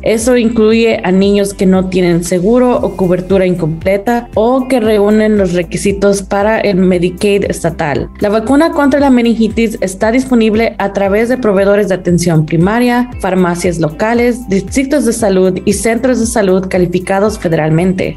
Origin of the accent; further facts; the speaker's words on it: Las Vegas, Nevada, United States; also born or lived in Utah / Arizona / Reno, Nevada; yo crecí en Nevada, mi familia tiene 22 años viviendo en Las Vegas.